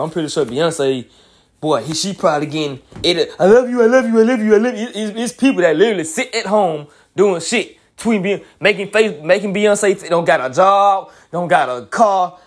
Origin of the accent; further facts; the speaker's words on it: Montgomery, Alabama, United States; I'm a twenty-eight-year-old nigga from Montgomery, Alabama